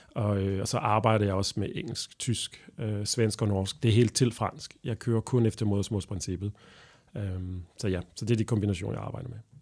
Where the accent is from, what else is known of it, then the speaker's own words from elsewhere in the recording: Belgium; Danish is a second language; moved away as an adult; now in Denmark; jeg er belgier oprindeligt, og, øh, og jeg flyttede til Danmark sådan helt tilfældigt.